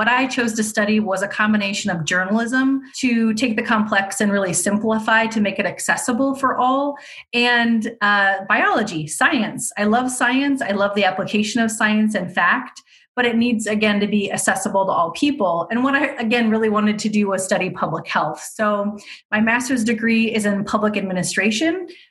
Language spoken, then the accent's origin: English; Fremont, United States; I'm originally from Fremont